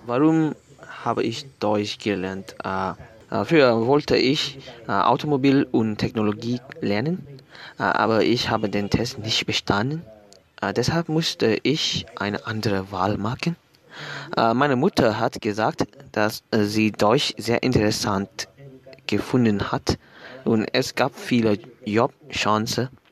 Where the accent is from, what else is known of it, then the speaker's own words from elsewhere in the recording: Vietnam; German is a second language; Bei uns in Vietnam, bevor wir an der Universität studieren dürfen